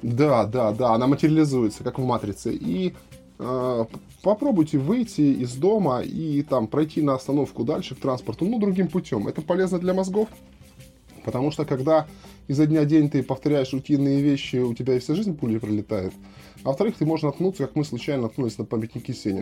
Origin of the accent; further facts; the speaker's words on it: Krasnodar, Krasnodar Krai, Russia; я как вот коренной краснодарец, я, в общем-то, здесь родился и вырос